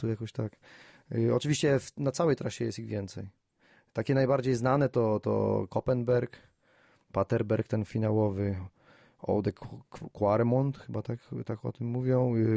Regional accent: Wrocław, Lower Silesian Voivodeship, Poland; u nas we Wrocławiu

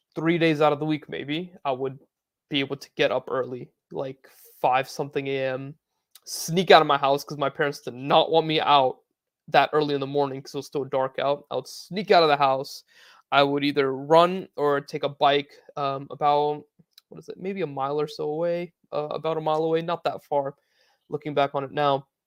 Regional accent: United States; I grew up playing in America

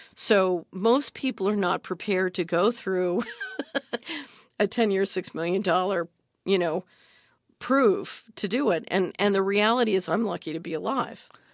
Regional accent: Philadelphia, Pennsylvania, United States; I grew up in Philadelphia

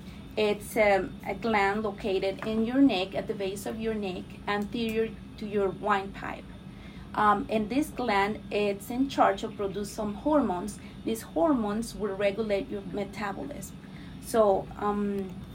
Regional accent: Mexico; English is a second language; moved away as an adult; also born or lived in Miami Beach, Florida; now in United States; I'm from Mexico. I was mm-hmm. raised and born in Mexico

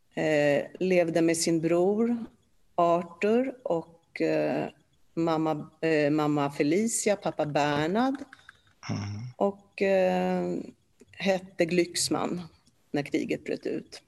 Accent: Stockholm, Stockholm County, Sweden; first language Polish; Swedish is a second language; also born or lived in Warsaw, Poland; now in Ingarö, Sweden; vårt första hem var i Alvik. Så därifrån har jag väl lite minnen om hur, hur jag lekte med barn på gården

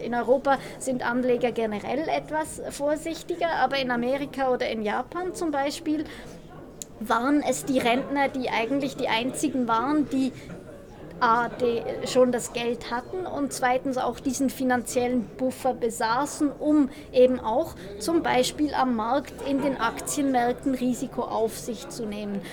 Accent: Switzerland; ich bin Schweizerin

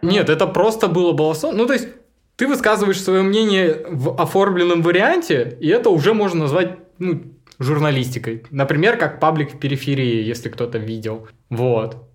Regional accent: Krasnogorskoye, Altai Krai, Russia; also born or lived in Biysk; now in Barnaul, Russia; я уроженец села Красногорского, можно так сказать. А у меня родители жили в селе Красногорском, приехали рожать меня в Бийск, родили и уехали обратно.

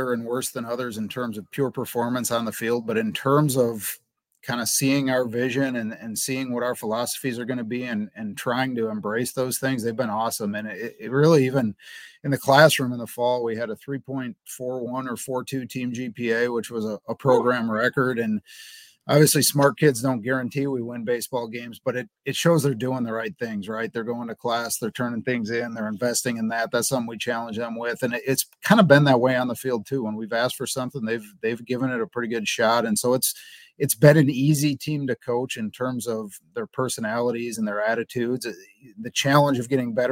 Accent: Wisconsin, United States; moved away as an adult; also born or lived in Central Michigan; now in Cincinnati, United States; I'm from Wisconsin

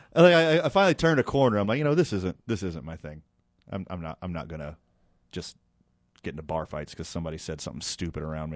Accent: Houston, Texas, United States; now in Albuquerque, United States; I was born and raised right outside of Houston, Texas

